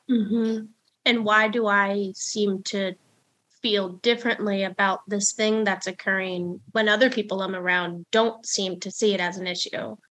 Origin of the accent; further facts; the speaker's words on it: New Jersey suburbs, United States; moved away; my hometown did, which was white, middle class, straight, Christian up in the Jersey suburbs